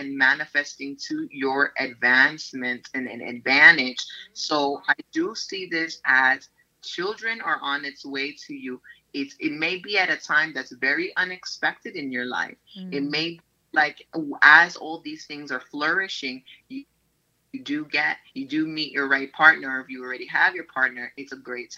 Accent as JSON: {"language": "English", "town": "New York City", "region": "New York", "country": "United States", "tie": "born or raised there"}